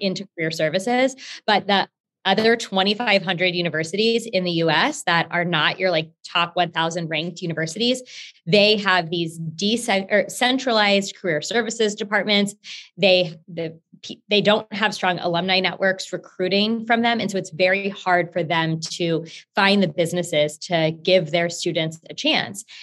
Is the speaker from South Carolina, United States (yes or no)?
no; Houston, Texas, United States; i'm currently based in Houston and I'm from Houston, was born here